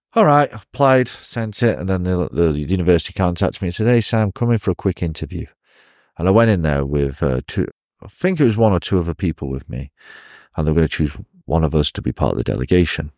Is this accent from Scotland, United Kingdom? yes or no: no; Chester, North West England, United Kingdom; moved away as an adult; now in China; I was born in Chester, England